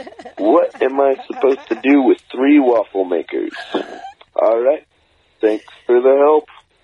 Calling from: Utah, United States; I'm … from Utah.

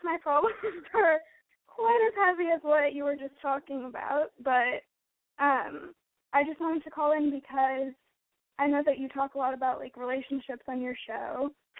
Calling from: Los Angeles, California, United States; I'm 17 and I'm calling from Los Angeles, California.

